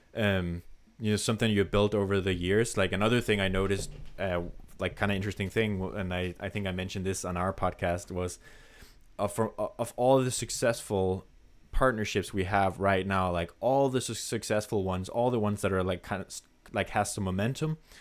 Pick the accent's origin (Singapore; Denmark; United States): Denmark; English is a second language; a random dude from Denmark